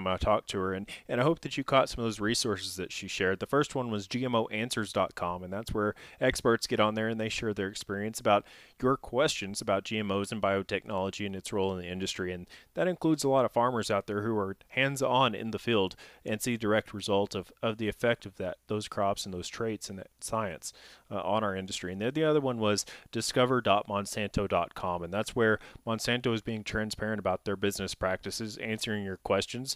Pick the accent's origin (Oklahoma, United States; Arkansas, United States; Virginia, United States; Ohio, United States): Arkansas, United States; Northeast; I grew up in Northeast Arkansas in kind of the Southern Cotton Belt